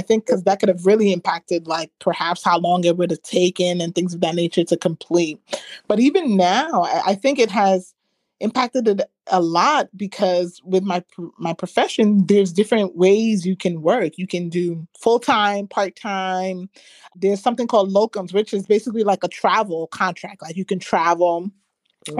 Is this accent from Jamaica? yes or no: no; Ghana; I'm Ghanaian, we use shea butter.